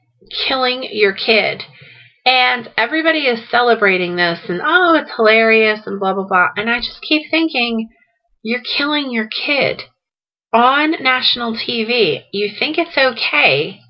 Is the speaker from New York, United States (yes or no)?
no; New Jersey, United States; I am from South Jersey. I am a Jersey girl